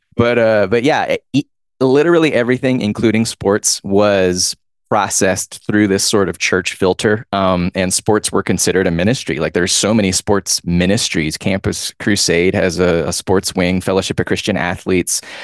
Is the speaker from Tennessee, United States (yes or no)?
no; Georgia, United States; I'm from Georgia